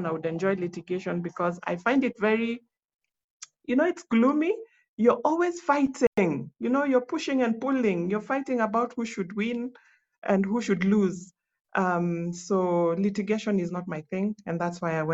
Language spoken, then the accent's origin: English; Nyanza, Kenya; also born or lived in South Sudan; where I come from Nyanza. I come from the mighty Luo Nation